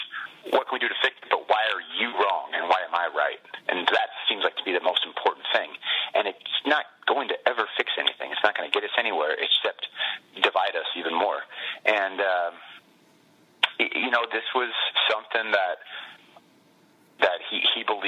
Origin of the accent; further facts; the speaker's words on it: Bay Area, California, United States; we grew up in the Bay Area